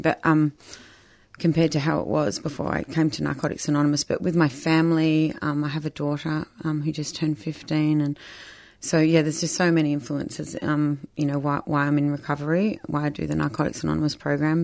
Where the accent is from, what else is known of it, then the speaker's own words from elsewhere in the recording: Melbourne, Victoria, Australia; also born or lived in Surf Coast, Victoria; so I grew up in Melbourne and then my parents did a bit of a sea change down the surf coast when I was sixteen